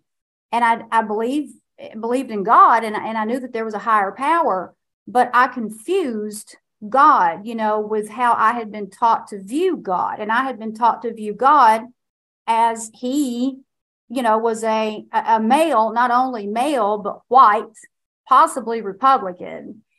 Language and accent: English; Kentucky, United States; And I was born and raised in Eastern Kentucky. And I inherited everything that comes along with being raised in a place that is a deep poverty pocket.